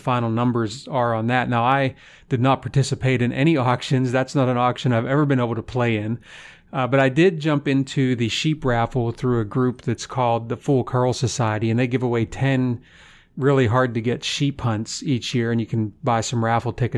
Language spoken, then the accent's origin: English; the East, United States; now in Midwest, United States; I grew up in the East